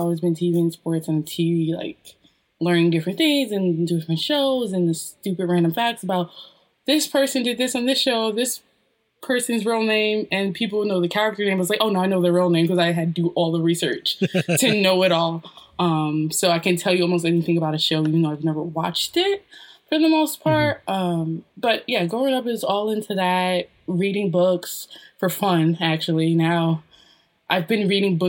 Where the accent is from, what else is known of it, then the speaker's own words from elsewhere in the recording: New Jersey, United States; Born and raised a Jersey girl. Very proud of New Jersey